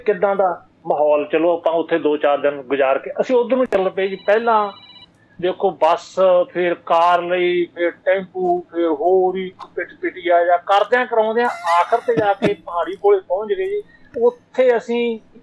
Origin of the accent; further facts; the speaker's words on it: village near Budhlada, Mansa district, Punjab, India; ਬਢਲਾਡਾ ਮੇਰਾ ਸ਼ਹਿਰ ਹੈ